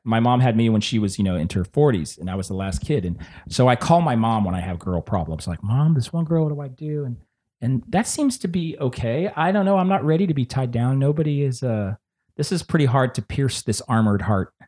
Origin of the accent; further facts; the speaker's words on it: San Antonio, Texas, United States; I'm from Texas